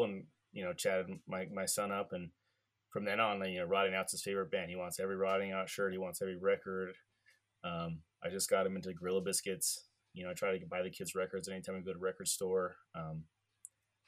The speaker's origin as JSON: {"language": "English", "region": "California", "country": "United States", "said": "I'm from California"}